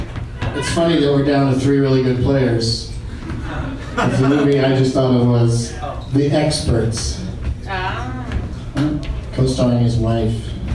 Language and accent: English; Oklahoma, United States; I grew up in Oklahoma.